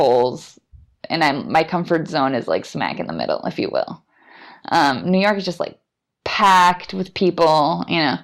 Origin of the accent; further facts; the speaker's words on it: Bolivia; moved away as an adult; also born or lived in Austin, United States; now in San Francisco, United States; I'm originally from Bolivia. Both my parents are Bolivian, and I grew up there